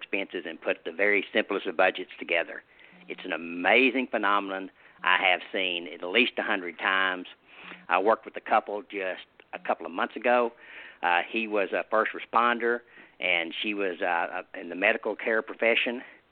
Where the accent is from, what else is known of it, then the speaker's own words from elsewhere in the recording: the South, United States; I'm from the South here, and I live in a rural area.